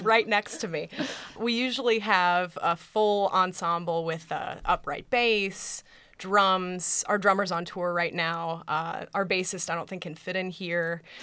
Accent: Colorado, United States; moved away; I'm from Colorado originally

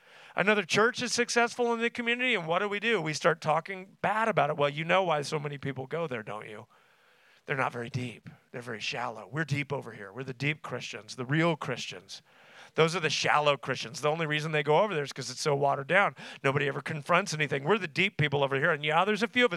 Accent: Tulsa, Oklahoma, United States; I grew up in Tulsa, met my wife at Oral Roberts University, which is there in Tulsa

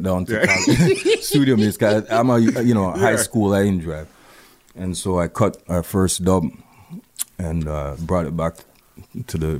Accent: Canada; also born or lived in West Indies; we as West Indian people living in Canada, we had the hip-hop from New York, and we had the reggae

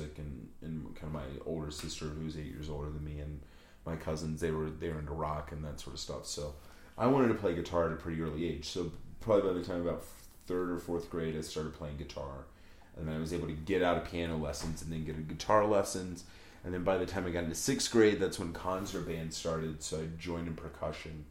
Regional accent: southwest Virginia, United States; moved away as an adult; also born or lived in Mississippi / New Orleans / Colorado; I grew up in the southwest part of the state, right where Tennessee and North Carolina come together

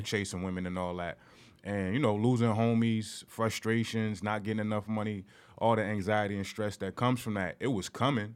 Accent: Newark, New Jersey, United States; also born or lived in East Orange, New Jersey; I'm from Newark, New Jersey, East Orange, New Jersey.

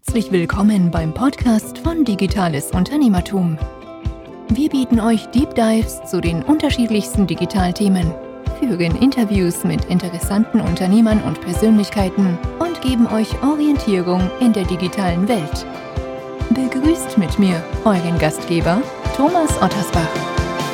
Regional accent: Cologne, North Rhine-Westphalia, Germany; Ich komme aus Köln. Ich habe hier studiert und ähm, ja, bin auch hier geblieben.

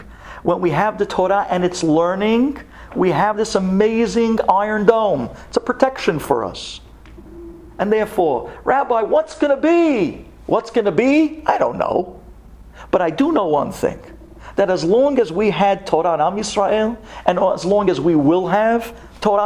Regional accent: United States; we all started out as American kids

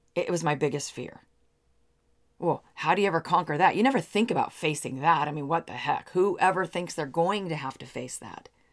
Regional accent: Seattle, Washington, United States; I grew up in the Seattle area

